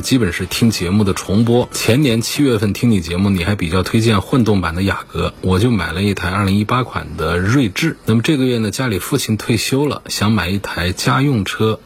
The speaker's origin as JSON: {"language": "Chinese", "country": "China", "said": "我们中国人的喜好"}